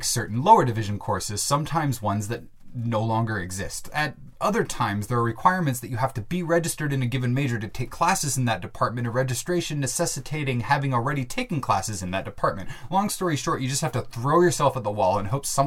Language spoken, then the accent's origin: English; Bellingham, Washington, United States; my hometown of Bellingham, Washington